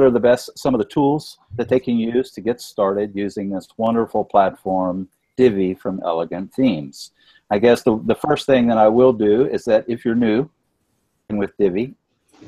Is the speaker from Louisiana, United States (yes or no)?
yes; Louisiana, United States; I am currently in my home state of Louisiana